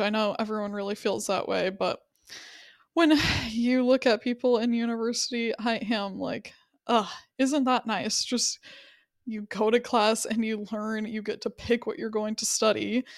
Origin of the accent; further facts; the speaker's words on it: Wyoming, United States; I was from Wyoming.